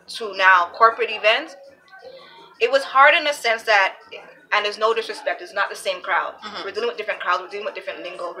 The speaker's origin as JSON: {"language": "English", "town": "Toronto", "region": "Ontario", "country": "Canada", "tie": "born or raised there", "said": "I'm coming from Driftwood, I'm coming from up down the lane, I'm coming from on the Jane Strip"}